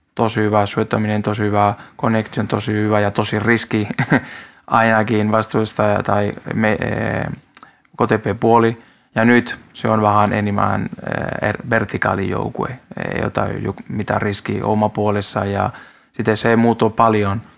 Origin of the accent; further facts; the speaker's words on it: Spain; Finnish is a second language; now in Finland; mä olen espanjalainen